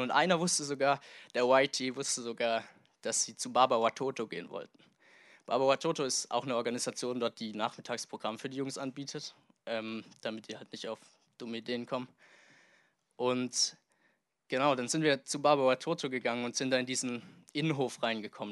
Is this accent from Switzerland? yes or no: no; Germany; also born or lived in Tanzania; hier in meine alte Heimat Deutschland zurückgekommen bin